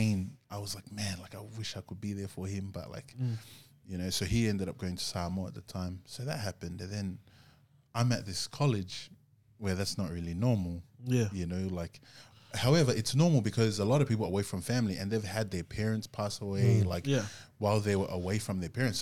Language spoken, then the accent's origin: English; Gold Coast, Queensland, Australia; moved away as an adult; now in Sydney, Australia; I came from Gold Coast, so like I was away from my family up there